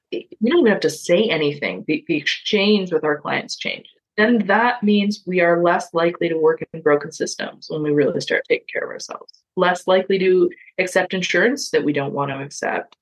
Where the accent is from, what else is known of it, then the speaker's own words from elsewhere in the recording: Toronto, Ontario, Canada; my childhood growing up in Parkdale in Toronto